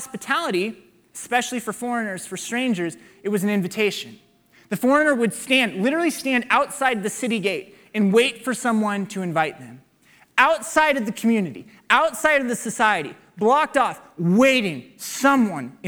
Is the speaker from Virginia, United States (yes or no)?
no; Waukee, Iowa, United States; I grew up in Waukee